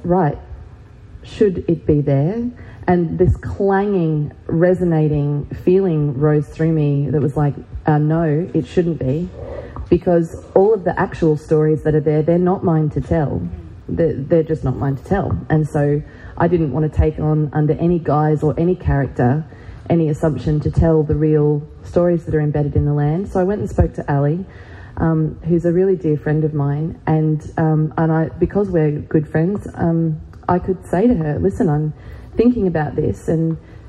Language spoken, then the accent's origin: English; Gold Coast, Queensland, Australia; moved away as an adult; now in Manchester, United Kingdom; I grew up on the Broadwater on the Gold Coast, and we lived a block from the ocean